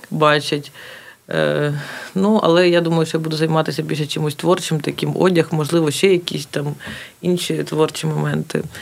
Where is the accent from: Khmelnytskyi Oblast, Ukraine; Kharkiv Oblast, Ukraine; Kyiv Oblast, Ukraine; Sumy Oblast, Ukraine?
Kharkiv Oblast, Ukraine; Kharkiv; А так, ну це моє рідне місто, воно в будь-якому випадку я його люблю, плюс мені воно ну, подобається, як воно виглядає, і е, в цілому я дуже люблю це місто.